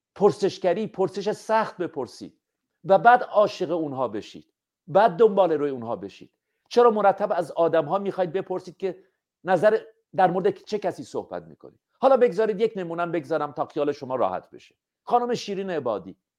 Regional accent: Iran; همه ما ایرانی هستیم

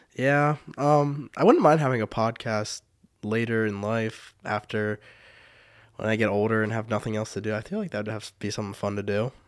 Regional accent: Fredericksburg, Pennsylvania, United States; I've lived in Fredericksburg my whole life. I think I moved there when I was less than a year old, so my whole life that I remember.

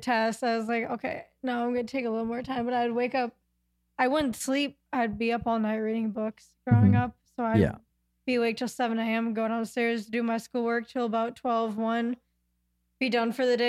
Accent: Minnesota, United States; also born or lived in Rostov-on-Don, Russia / Steamboat Springs, Colorado; So I'm adopted from Rostov-on-Don, Russia. Came home June 19th, 2001. And then I lived in Minnesota until March of last year. I moved to Steamboat Springs, Colorado in the mountains for 6 months. And then I moved back.

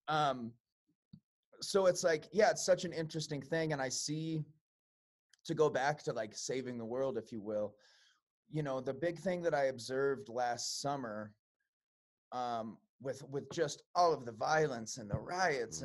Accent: Chicago, Illinois, United States; I'm from Chicago, mm-hmm. um, so I lived uh, on the west side

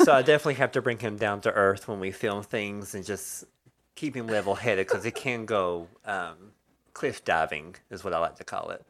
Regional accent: the South, United States; we're from the South

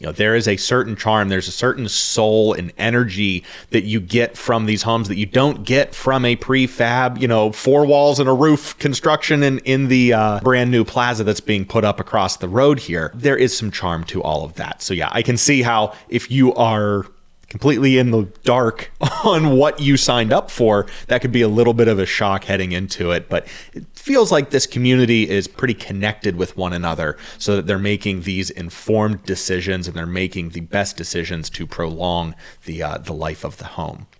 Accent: Pittsburgh, Pennsylvania, United States; growing up in the Pittsburgh area

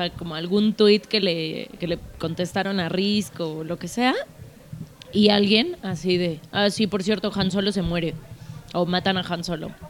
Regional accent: United States; Spanish is a second language; Porque soy bien gringa.

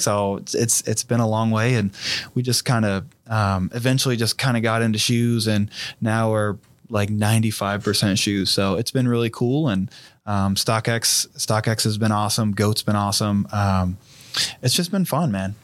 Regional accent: Fairborn, Ohio, United States; I'm from Fairborn, Ohio

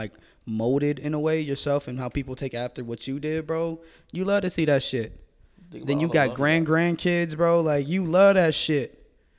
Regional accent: Jamaica; I'm Jamaican.

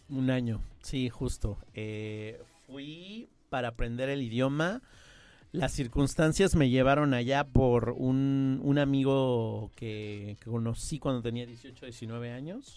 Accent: Mexico City, Mexico; accent: chilango; first language Spanish; tuve la oportunidad de estar en un sistema bilingüe desde chico en Ciudad de México. Yo soy originario de allá

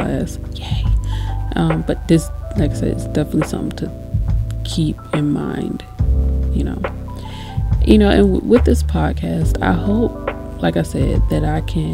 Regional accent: United States; being an American

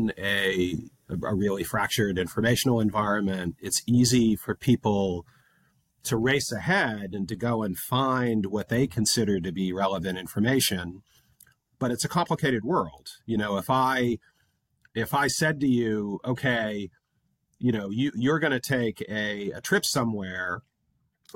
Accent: United States; now in London, United Kingdom; as an American living in London

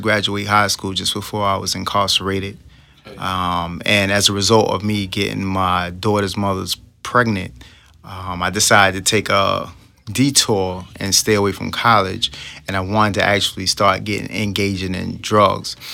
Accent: New York City, New York, United States; I was raised in Brooklyn, New York

